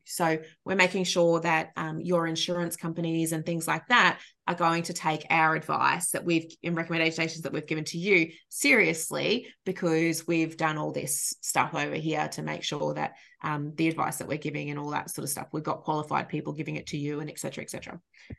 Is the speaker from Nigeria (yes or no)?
no; Australia; as an Australian